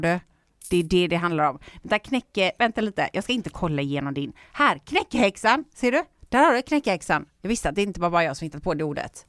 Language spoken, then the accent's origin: Swedish; Gothenburg, Västra Götaland, Sweden; jag är stolt göteborgare